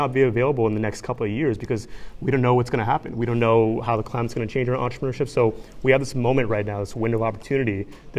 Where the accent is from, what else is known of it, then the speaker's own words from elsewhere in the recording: Bangladesh; he's from Pakistan, I'm from Bangladesh, South Asia. We wanted to pull on our backgrounds and cultures from those countries and mix it with Western streetwear.